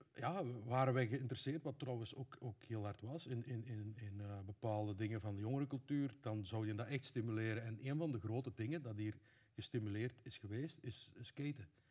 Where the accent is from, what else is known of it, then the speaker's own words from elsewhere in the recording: Laakdal, Flanders, Belgium; also born or lived in Veerle; now in Tessenderlo, Belgium; ik ben oorspronkelijk van Grootvorst, wat dan de buurgemeente is